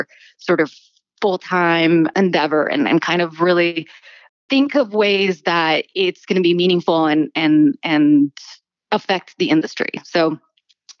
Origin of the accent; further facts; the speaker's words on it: Miami, Florida, United States; moved away; also born or lived in New York City; I actually went to undergrad at the University of Miami, where I grew up in Miami